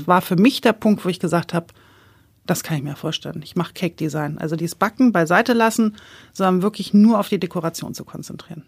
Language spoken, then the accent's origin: German; Hamburg, Germany; ich komme ja aus Hamburg äh, und da bei uns im Ortsteil gab es eine kleine Konditorei